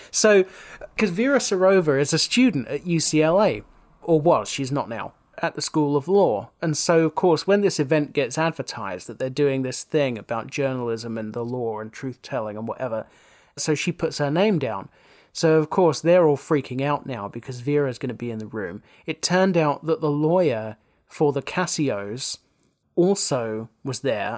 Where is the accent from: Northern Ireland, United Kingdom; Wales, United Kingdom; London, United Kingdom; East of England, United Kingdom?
East of England, United Kingdom; South Essex; growing up in South Essex